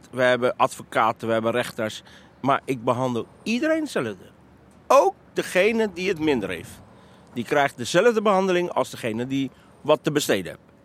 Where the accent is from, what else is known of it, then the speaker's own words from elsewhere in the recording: The Hague, South Holland, Netherlands; Ik ben zelf opgegroeid in Transvaal, dus ik weet echt wel wat de echte Hagenees is